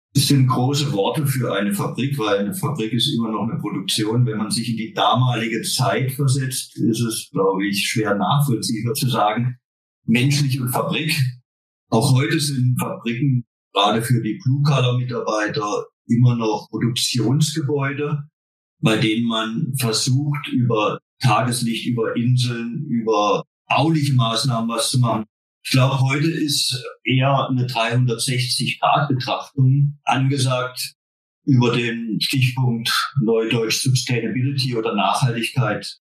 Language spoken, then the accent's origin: German; Baden-Württemberg, Germany; Wir sind kein Schwaben hier. Wir sind Badener.